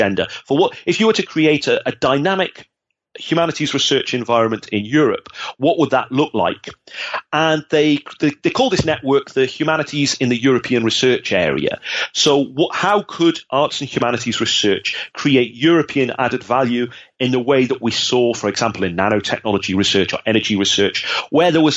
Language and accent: English; North East England, United Kingdom; moved away as an adult; now in Netherlands; I come from the Northeast of England, and I grew up at a time when Thatcher was closing down the industries